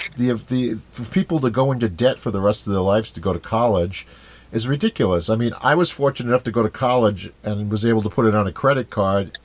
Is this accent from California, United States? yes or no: no; Rhode Island, United States; I'm a born and bred Rhode Islander. My whole life here